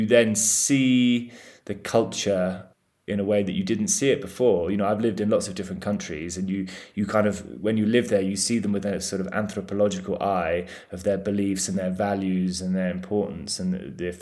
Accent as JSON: {"language": "English", "region": "England", "country": "United Kingdom", "said": "we're all English"}